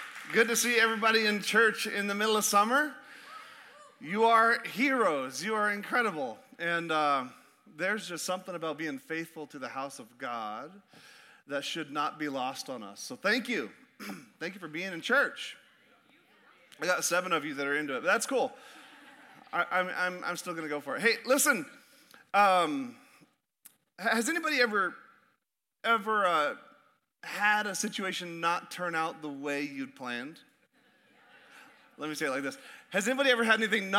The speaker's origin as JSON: {"language": "English", "region": "Alaska", "country": "United States", "tie": "born or raised there", "moved": "yes"}